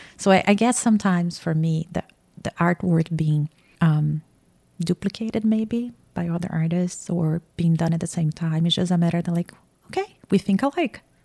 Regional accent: Campinas, São Paulo, Brazil; born or raised there; moved away as an adult; now in Atlanta, United States

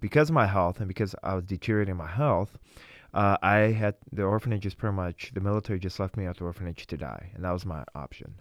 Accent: Vladikavkaz, North Ossetia–Alania, Russia; now in Wisconsin, United States; I was born in Vladikavsk, Russia.

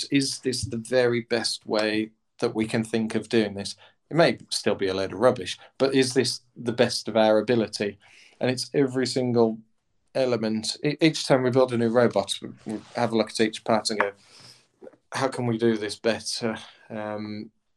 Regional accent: United Kingdom; as British engineers, as a family of engineers

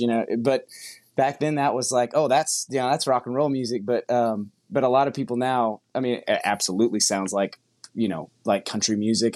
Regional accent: Brazosport area, Gulf Coast, Texas, United States; also born or lived in New Jersey; we both grew up we spent we spent all of our childhood in uh, down on the uh, Gulf Coast, so the Brazosport area

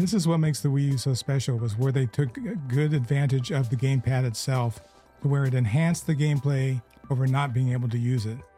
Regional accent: Southern California, United States; growing up in Southern California

